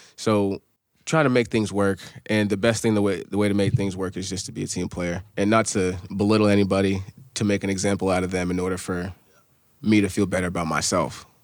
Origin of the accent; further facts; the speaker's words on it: Amherst, New Hampshire, United States; growing up, I'm from Amherst, New Hampshire